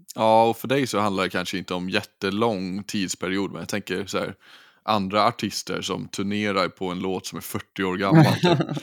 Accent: Gotland, Sweden; moved away; Jag var hemma på Gotland med mamma, min tjej och min syrra och hennes kille

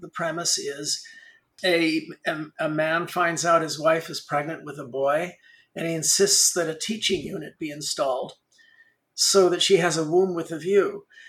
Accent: Los Angeles, California, United States; I grew up in Hollywood

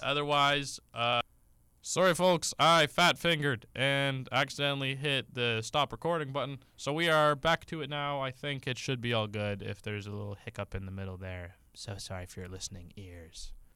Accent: Canada; We're Canadian

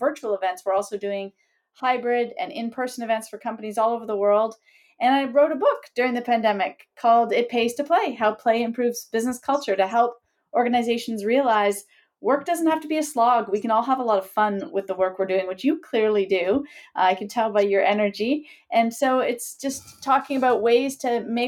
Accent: Sudbury, Ontario, Canada; moved away as an adult; also born or lived in Kingston, Canada; now in Toronto, Canada; I grew up in Sudbury

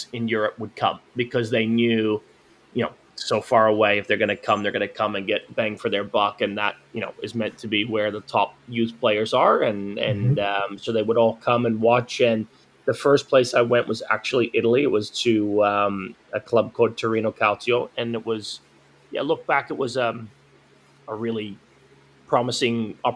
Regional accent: Queensland, Australia; also born or lived in Tennessee, United States; now in United States; I grew up in Australia. My mom's Australian. My dad's American. So I grew up over there a lot

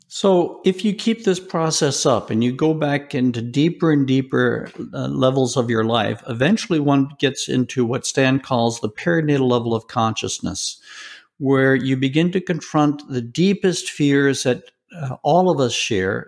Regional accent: Deep South, United States; was raised in the Deep South

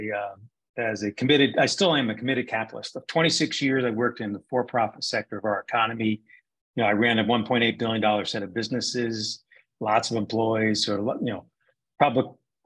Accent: New Jersey, United States; I grew up in New Jersey

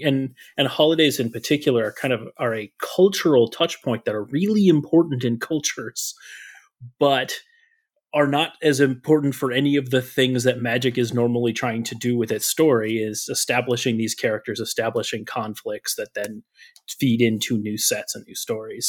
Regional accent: Minnesota, United States; I grew up in Minnesota. I've been in Minnesota a long time.

